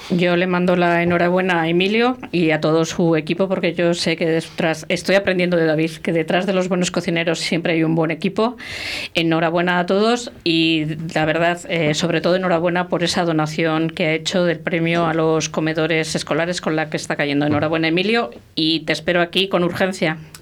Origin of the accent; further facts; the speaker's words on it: La Rioja, Spain; mi tierra, en Santo Domingo de la Calzada, en Cuzcurrita